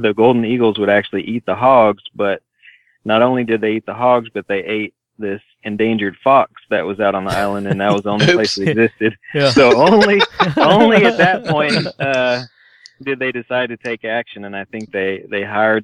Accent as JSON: {"language": "English", "region": "California", "country": "United States", "moved": "yes", "said": "I'm from California, a recovering Californian, so it hurts to throw my people under the bus"}